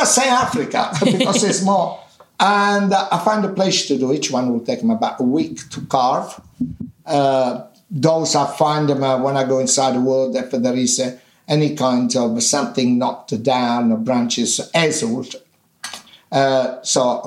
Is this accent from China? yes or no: no; Minori, Campania, Italy; English is a second language; also born or lived in East London; now in London, United Kingdom; in my hometown, in Amalfi Coast, in Minori, there used to be a lemon carrion